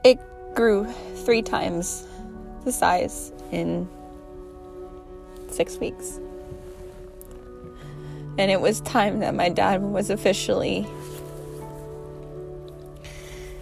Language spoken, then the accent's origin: English; United States; I'm going to win in our hometown. I'm going to win in my hometown